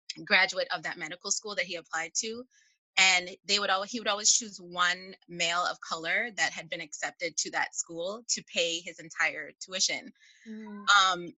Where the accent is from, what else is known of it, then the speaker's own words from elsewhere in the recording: Chicago, Illinois, United States; I'm from Chicago